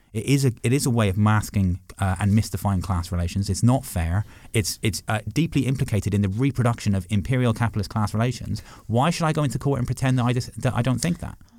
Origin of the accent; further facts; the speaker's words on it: Six Counties, Northern Ireland, United Kingdom; also born or lived in Dublin, Ireland; now in London, United Kingdom; I grew up, I grew up in the Six Counties